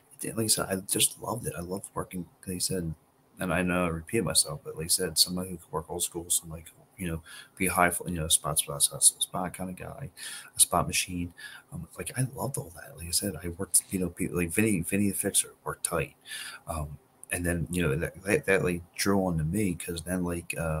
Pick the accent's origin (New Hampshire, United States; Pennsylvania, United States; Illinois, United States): Pennsylvania, United States; Philadelphia; we're from Philly